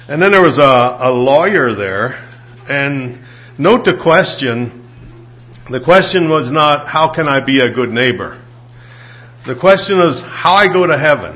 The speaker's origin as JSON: {"language": "English", "country": "United States", "tie": "born or raised there", "said": "being born in the United States"}